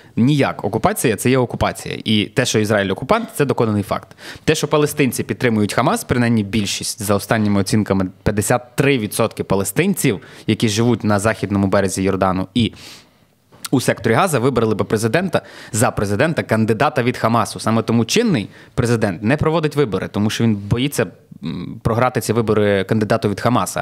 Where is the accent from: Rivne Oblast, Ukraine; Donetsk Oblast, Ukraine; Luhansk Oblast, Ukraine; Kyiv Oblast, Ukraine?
Rivne Oblast, Ukraine; Klevan; now in Lviv, Ukraine; я з Клевані, я там народився